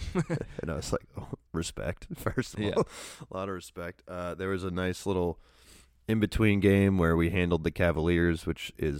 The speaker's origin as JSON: {"language": "English", "region": "New England", "country": "United States", "tie": "born or raised there", "said": "growing up in New England"}